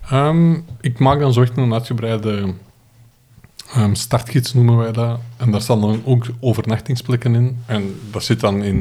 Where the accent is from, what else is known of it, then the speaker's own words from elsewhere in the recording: Flanders, Belgium; born there; één in mijn geboortestreek, de Kimpen. vertrekken eh, vertrekken van Turnhout richting Eindhoven en terug.